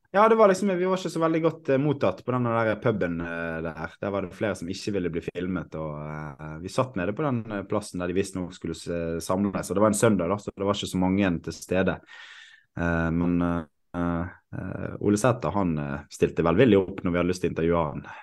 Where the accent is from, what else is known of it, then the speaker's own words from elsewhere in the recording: Bergen, Vestland, Norway; jeg er født og oppvokst i Åsane